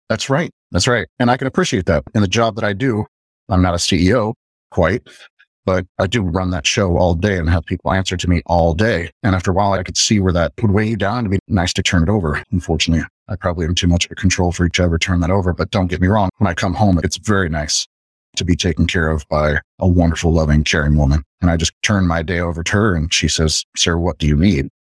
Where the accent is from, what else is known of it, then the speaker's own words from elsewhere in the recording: Midwest, United States; I'm from the Midwest